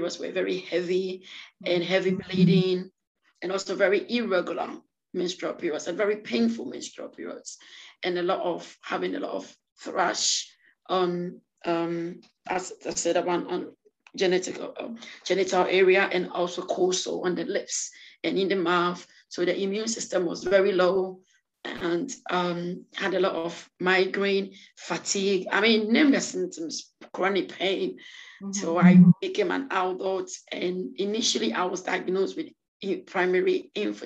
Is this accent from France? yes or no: yes; France; also born or lived in Ghana; now in United Kingdom; I was born in Ghana and I grew up in France and I live in the UK now.